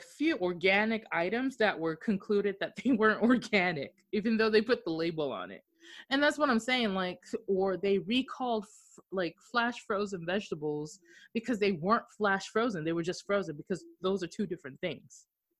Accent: Okinawa, Japan; especially us being from overseas and me growing up in Okinawa, some of these foods don't taste right.

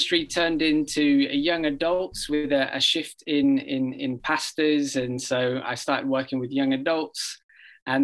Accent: England, United Kingdom; now in Oregon, United States; I grew up in England and often mistaken for an Australian

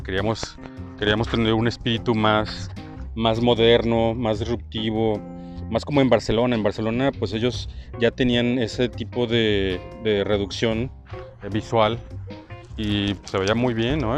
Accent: Irapuato, Guanajuato, Mexico; moved away as an adult; also born or lived in Morelia, Michoacán / Mexico City / León, Guanajuato; now in Guadalajara, Mexico; yo siendo michoacano de nacimiento, nací en Morelia, les había comentado, este, había vivido pues en Ciudad de México de los 3 años a los, a los 6 y luego en Irapuato de los 6, 7 a los, no sé, 18 eh, y luego en León

